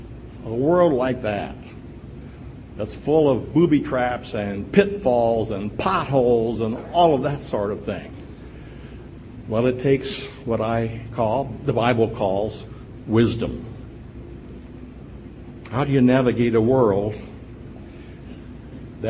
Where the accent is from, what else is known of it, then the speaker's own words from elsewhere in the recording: Berne, Indiana, United States; We come from Bern, Indiana